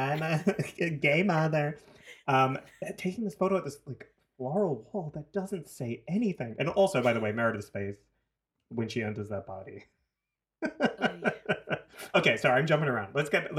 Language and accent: English; New Zealand; now in Toronto, Canada; I'm from New Zealand. My upbringing was surrounded by Pacifica. Tongan, Samoan, Fijian, whatever, Cook Islander.